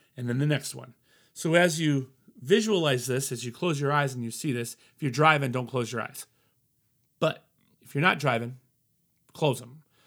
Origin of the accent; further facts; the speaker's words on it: Colorado, United States; moved away; I'm from Colorado, family in Denver. So I wanted to go back home.